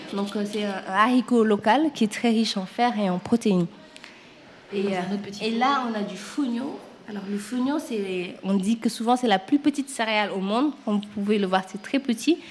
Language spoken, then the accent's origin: French; Senegal; moved away as an adult; now in France; quand j'ai quitté le Sénégal, j'étais très jeune